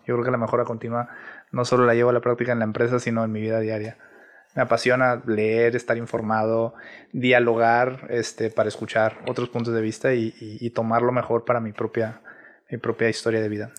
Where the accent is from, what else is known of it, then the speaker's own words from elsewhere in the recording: Monterrey, Nuevo León, Mexico; soy originario de aquí de Monterrey, Nuevo León